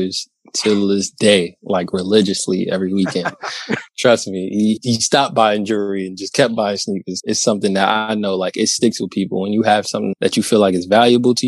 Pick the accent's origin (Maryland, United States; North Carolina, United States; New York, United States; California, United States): New York, United States; I'm from New York. I'm in New York